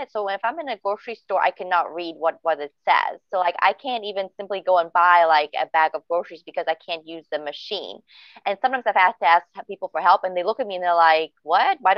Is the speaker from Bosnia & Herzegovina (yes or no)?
yes; Bosnia & Herzegovina; born there; also born or lived in Germany; Yes, I was born in Bosnia, but I didn't really feel like uh, an attraction to that country or anything.